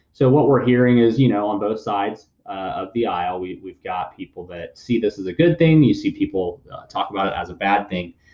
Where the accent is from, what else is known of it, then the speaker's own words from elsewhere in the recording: United States; us as Americans